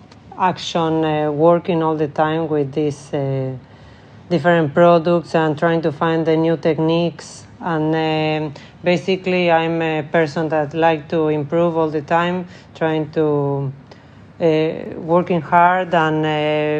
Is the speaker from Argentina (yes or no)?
yes; Argentina; English is a second language; moved away as an adult; also born or lived in Spain / Italy / Dubai; now in Stockholm, Sweden; I'm from Argentina.